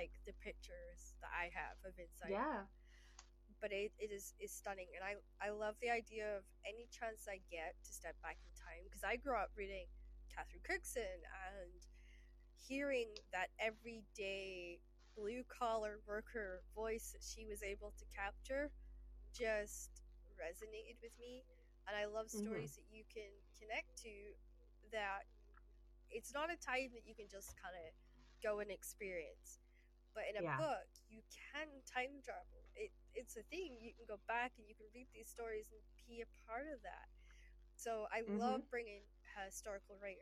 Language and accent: English; Shetland Islands, Scotland, United Kingdom; I grew up in the Shetland Islands